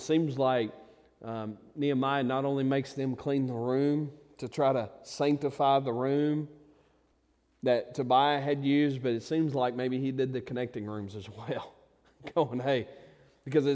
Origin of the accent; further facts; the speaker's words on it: United States; I'm proudly an American